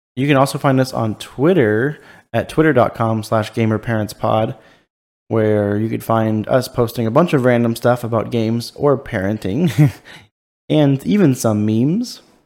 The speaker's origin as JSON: {"language": "English", "town": "Ladera Ranch", "region": "California", "country": "United States", "tie": "born or raised there", "moved": "yes"}